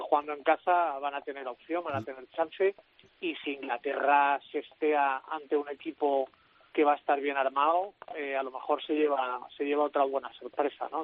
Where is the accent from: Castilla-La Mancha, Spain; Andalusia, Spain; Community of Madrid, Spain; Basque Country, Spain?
Andalusia, Spain; next to Gibraltar; soy al lado de Gibraltar